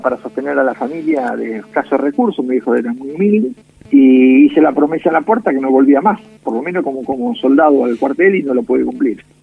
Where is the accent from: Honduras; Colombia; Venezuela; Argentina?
Argentina; Mercedes, Buenos Aires Province; moved away as an adult; now in Mar del Plata, Argentina; Soy nacido en Mercedes, provincia de Buenos Aires